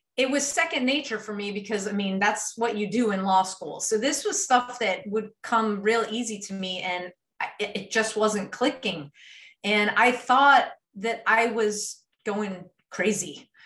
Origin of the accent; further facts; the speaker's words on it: Maryland, United States; moved away as an adult; now in Texas, United States; I moved from from the East Coast. I grew up uh, in Maryland